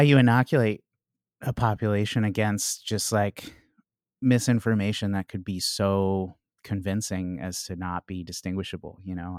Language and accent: English; Chicago, Illinois, United States; now in Washington, D.C., United States; I'm from Chicago originally